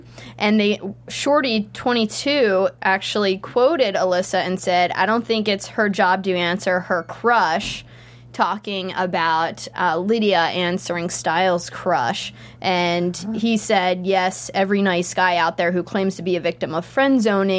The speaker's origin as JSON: {"language": "English", "region": "Pennsylvania", "country": "United States", "said": "I'm from Pennsylvania."}